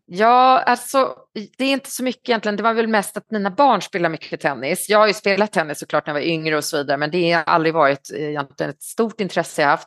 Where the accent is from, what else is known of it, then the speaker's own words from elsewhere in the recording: Stockholm, Stockholm County, Sweden; moved away as an adult; also born or lived in Paris, France; now in China; Jag är stockholmare, född i Stockholm på Östermalm, bodde där till jag var 23